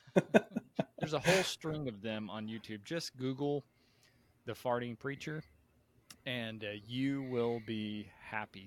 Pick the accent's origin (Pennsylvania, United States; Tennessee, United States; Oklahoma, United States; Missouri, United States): Tennessee, United States; moved away as an adult; also born or lived in Texas; I grew up mostly in in Tennessee